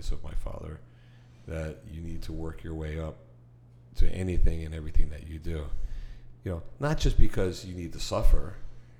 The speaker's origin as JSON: {"language": "English", "town": "Miami Beach", "region": "Florida", "country": "United States", "tie": "born or raised there", "said": "growing up in Miami Beach, when I was a kid"}